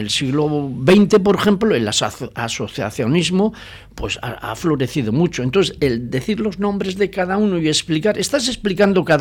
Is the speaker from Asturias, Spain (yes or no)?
no; Gallarta, Basque Country, Spain; born there; now in Portugalete, Spain; Bueno, yo, yo nací en Gallarta